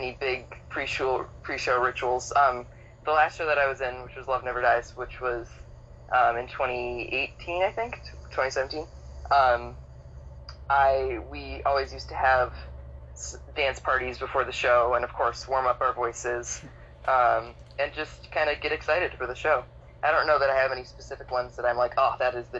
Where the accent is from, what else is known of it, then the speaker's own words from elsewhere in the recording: Chicago, Illinois, United States; Chicago, Illinois